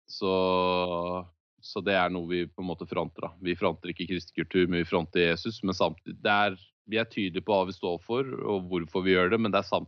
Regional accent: Skien, Telemark, Norway; den hylleste hjembyen min, eh, som jeg bor i Skien.

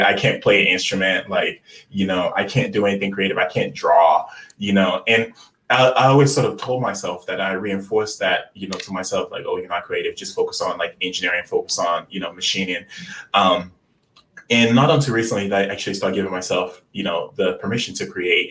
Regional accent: Lagos, Nigeria; I was born in Lagos, Nigeria, um, and you know growing up in Lagos, Nigeria

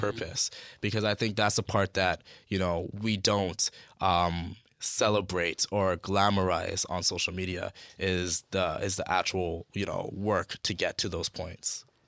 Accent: Toronto, Ontario, Canada; growing up in Scarborough

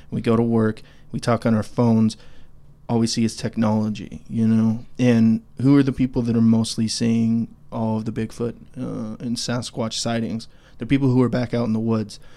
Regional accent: Idaho, United States; now in Clarksville, United States; we live here in Tennessee, Clarksville, Tennessee. Um, but we're both from Idaho.

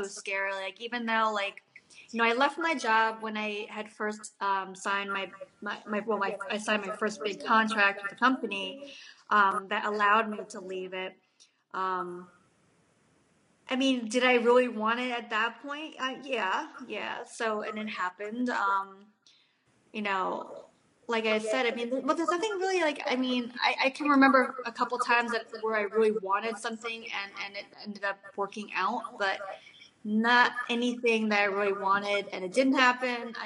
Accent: New Jersey, United States; also born or lived in Korea; I'm a mom from New Jersey

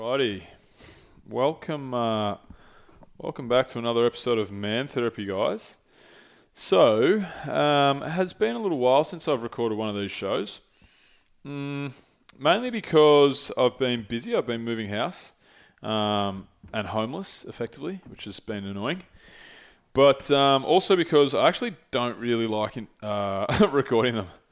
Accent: St Andrews Beach, Victoria, Australia; moved away as an adult; now in Melbourne, Australia; I grew up in Saint Andrews

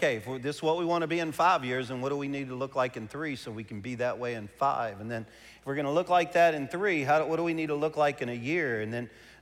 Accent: Cajun, Louisiana, United States; I'm a Cajun

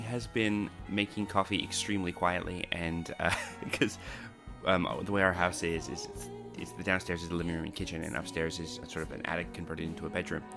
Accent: Canada; moved away as an adult; now in Australia; I was raised in Canada

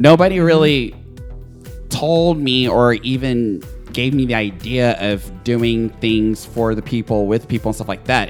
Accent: Nashville, Tennessee, United States; I'm from, I was raised in Nashville

